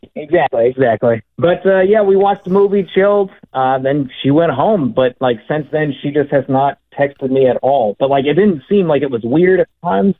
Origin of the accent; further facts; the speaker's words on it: Austin, Texas, United States; we're both born and raised in Austin here, went to the same high school